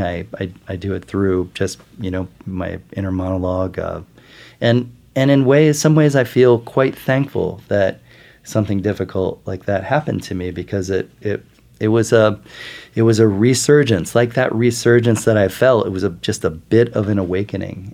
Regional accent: Midwest, United States; now in New York, United States; I grew up in the Midwest, eating a, an all-American diet

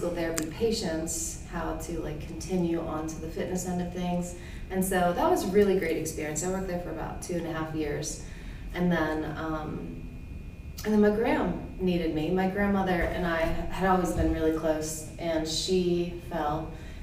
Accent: Wheeling, West Virginia, United States; I'm from Wheeling.

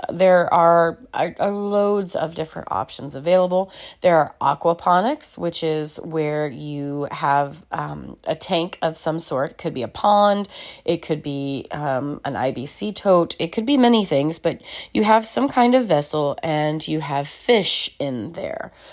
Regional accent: Celina, Ohio, United States; now in Dayton, United States; my hometown of Salina, Ohio

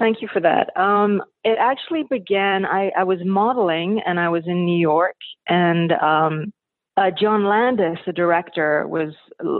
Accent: London, United Kingdom; He was actually in London, and I'm from London, and I was happened to be going back to London for the holidays to see my family.

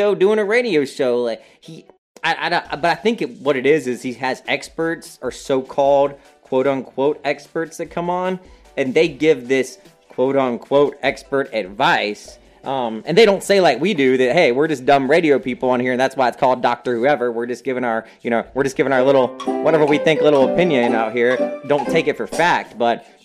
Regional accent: North Carolina, United States; I am from North Carolina

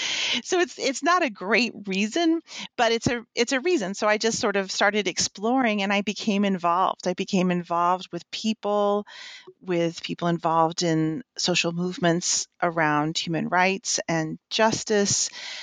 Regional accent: Texas, United States; now in Indiana, United States; I am originally from West Texas, and I went to school in the Midwest and have worked for a few years in South Carolina, in the St. Louis area, and now in Indiana.

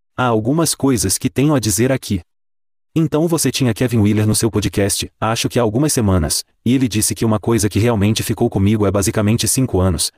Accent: Calgary, Alberta, Canada; aqui em Calgary, na minha cidade natal

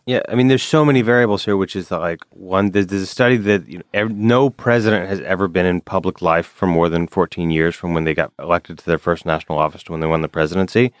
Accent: Alabama, United States; now in New York, United States; I grew up in Alabama

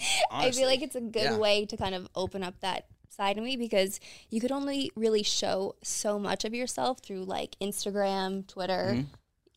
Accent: Clarks Summit, Pennsylvania, United States; So I am from Pennsylvania. I'm not from Scranton, Pennsylvania. I'm from a town like 10 minutes over, but I always just say Scranton because the town that I'm from is Clark Summit

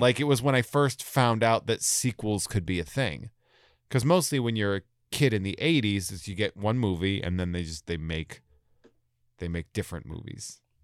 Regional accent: Sturbridge, Massachusetts, United States; also born or lived in Worcester, Massachusetts; I'm from, from Old Sturbridge Village, essentially. So I'm from, like, this little farm area out there

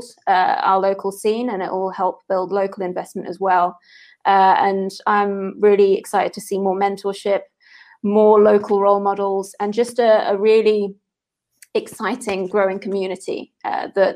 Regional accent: United Kingdom; now in South Africa; my home country of the UK.

